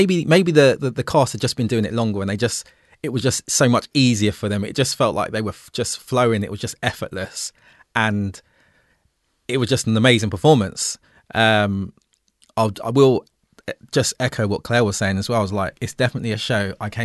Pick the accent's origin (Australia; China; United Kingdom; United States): United Kingdom; England; us being English, growing up in the UK, we learned about Tudors and Stuarts